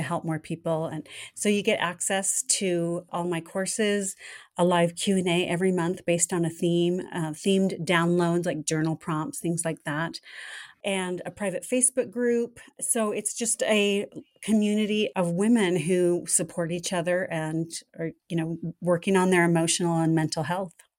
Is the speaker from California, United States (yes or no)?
yes; Southern California, United States; I grew up in Southern California, right in the heart of the entertainment industry